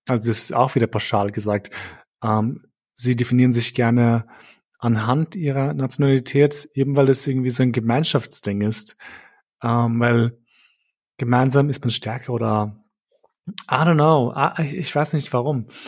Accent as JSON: {"language": "German", "region": "Vienna", "country": "Austria", "tie": "born or raised there", "also_born_or_lived": "Kosovo", "moved": "as an adult", "lives_now": "Berlin, Germany", "said": "ich bin Wiener, also im Herzen bin ich Wiener, also kein Urwiener, aber ich bin halt hier, also in Wien aufgewachsen."}